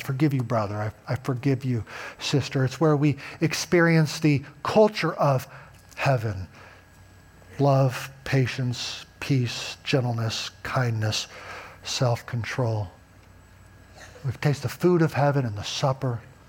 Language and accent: English; Covina, California, United States; born there; As you know, I was born in Covina, California. I was a citizen by birth, right?